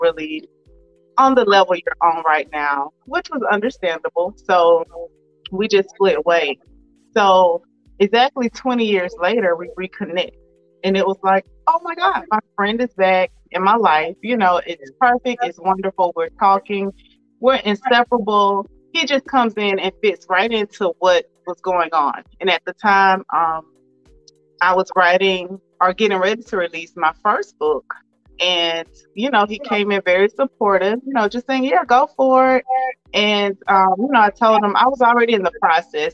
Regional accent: Swainsboro, Georgia, United States; moved away as an adult; now in Conyers, United States; we're from the same hometown. We grew up not far from each other. So again, like I mentioned, I'm from Swainsboro, Georgia, very small town.

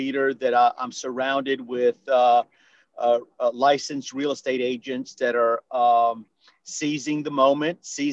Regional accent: New Orleans, Louisiana, United States; moved away as an adult; now in Houston, United States; I'm born and raised in New Orleans, but I got to Texas, and specifically Houston, Texas, as quickly as I could.

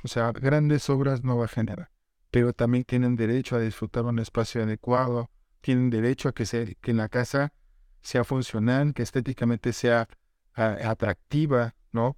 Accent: central Mexico, Mexico; also born or lived in Sonora; Somos mexicanos

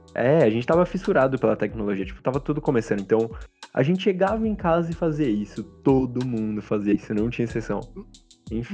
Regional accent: Brazil; eu sou brasileiro

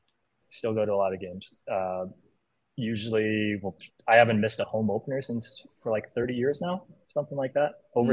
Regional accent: South Bend, Indiana, United States; moved away; also born or lived in China; I grew up, I lived in South Bend between like mm-hmm. 5 and 7 or 8

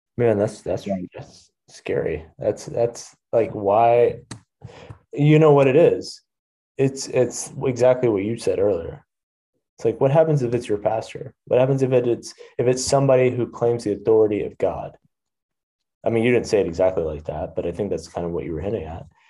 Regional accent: Texas, United States; I grew up in Texas

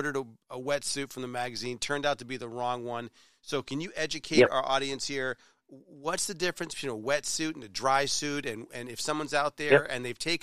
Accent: Rye, New Hampshire, United States; I grew up in Rye, New Hampshire

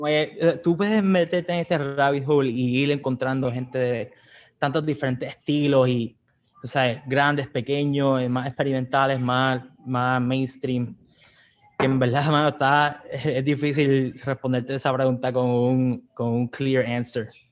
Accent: San Juan, Puerto Rico; moved away as an adult; also born or lived in Atlanta; now in California, United States; somos de Puerto Rico, estamos aquí de, San Juan, aquí nos criamos este, y vivimos en, en San Juan hasta el 2012

